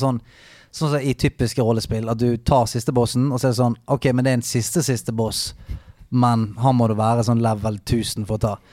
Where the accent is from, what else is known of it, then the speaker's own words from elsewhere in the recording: Bergen, Vestland, Norway; Jeg er fra fuckings Salhus utenfor Åsane.